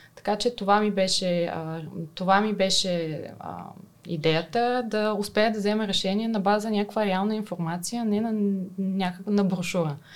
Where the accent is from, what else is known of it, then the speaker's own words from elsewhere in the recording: Burgas, Burgas Province, Bulgaria; аз съм от Бургас, завършила съм математическата